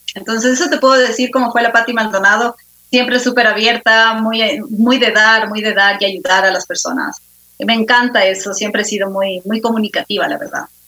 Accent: Quito, Pichincha, Ecuador; soy ecuatoriana, quiteña, de cepa

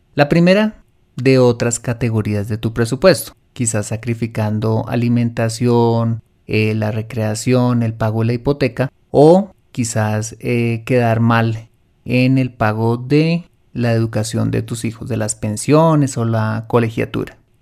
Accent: Colombia; en mi país, en Colombia

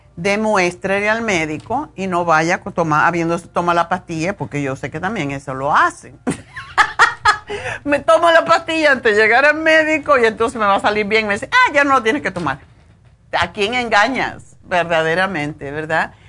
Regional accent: Cuba; siendo cubana

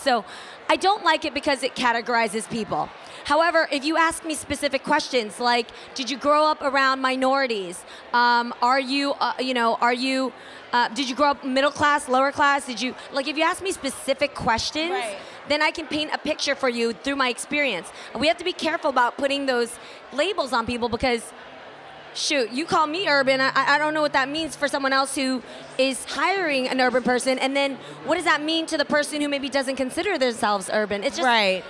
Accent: the Bay Area, California, United States; I grew up in the Bay

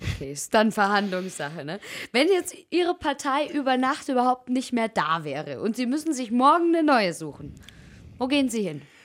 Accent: Allgäu, Bavaria, Germany; accent: Allgäu dialect; jetzt ist es bei uns im Allgäu ja schon echt schön und unser Dialekt ist schon auch also wundervoll

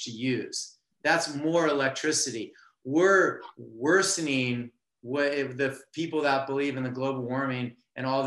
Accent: Southern California, United States; I'm from Southern California

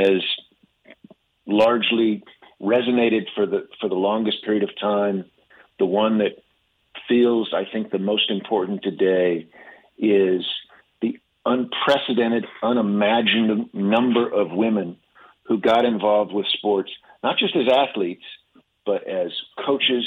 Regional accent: Kansas City, United States; I grew up in Kansas City

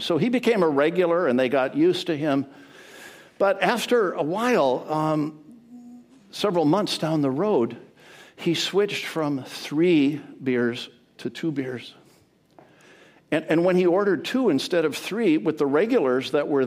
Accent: Edmonton, Alberta, Canada; now in Edmonds, United States; I grew up in Edmonton, Alberta, Canada, the land of the frozen chosen.

